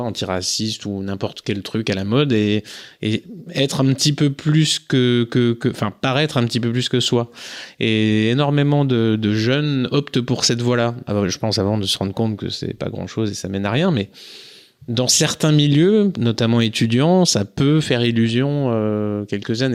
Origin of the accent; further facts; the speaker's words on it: Jura, Bourgogne-Franche-Comté, France; moved away; also born or lived in Nord, near the Belgian border; je suis originaire du Jura. Maintenant je vis dans le Nord, près de la frontière belge.